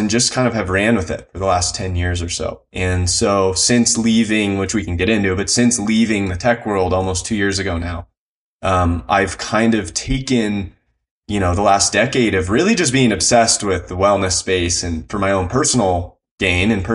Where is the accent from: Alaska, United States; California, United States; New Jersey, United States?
California, United States; Encinitas; I grew up in Southern California in, you know, kind of on the border between Encinitas and Carlsbad